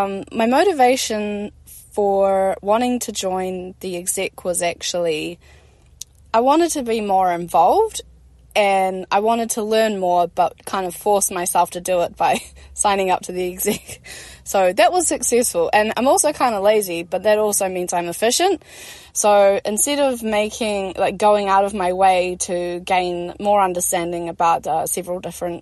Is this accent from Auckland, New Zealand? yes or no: no; Christchurch, Canterbury, New Zealand; I've been born and raised in Otatahi